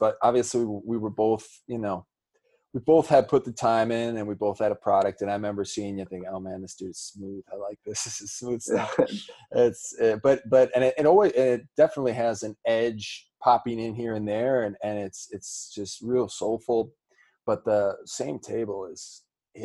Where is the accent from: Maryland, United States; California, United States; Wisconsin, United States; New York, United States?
Wisconsin, United States; moved away as an adult; also born or lived in Madison, Wisconsin / Chicago, Illinois; now in Austin, United States; I'm from Wisconsin, so I went to school in Madison, college in Madison